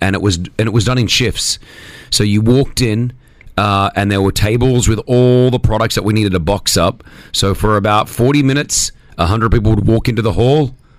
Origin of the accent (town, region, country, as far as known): Australia; accent: Australian; now in Dubai, United Arab Emirates